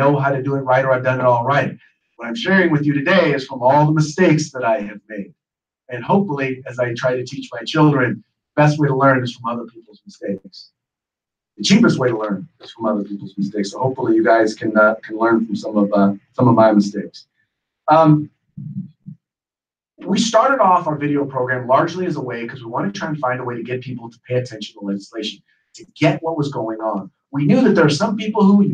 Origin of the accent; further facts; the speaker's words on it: Richmond, California, United States; I was raised in Richmond, California